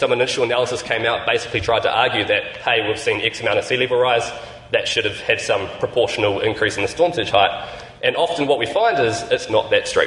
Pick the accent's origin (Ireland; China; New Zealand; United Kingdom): New Zealand; I'm from New Zealand